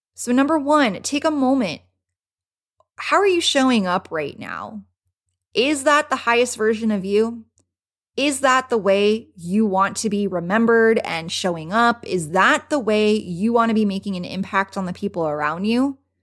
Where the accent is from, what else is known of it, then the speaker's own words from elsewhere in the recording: Los Angeles, California, United States; now in Las Vegas, United States; I am originally from Los Angeles